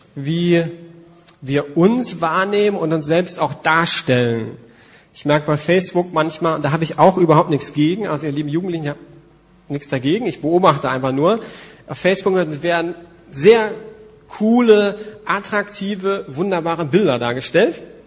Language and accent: German; Germany; Als Deutsche